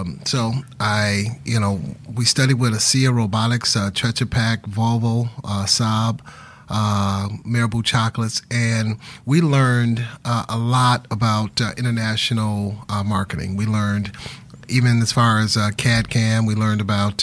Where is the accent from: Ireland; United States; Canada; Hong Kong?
United States; Detroit, Michigan; growing up in Detroit